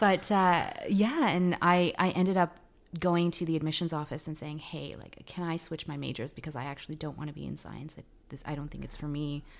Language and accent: English; Vancouver, British Columbia, Canada; first language Tagalog; English is a second language; also born or lived in Philippines / California; I did most of my growing up here. We moved up here when I was six